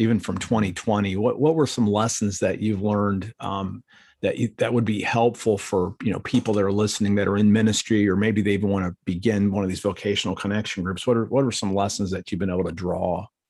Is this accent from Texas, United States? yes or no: no; Akron, Ohio, United States; I'm from Akron, Ohio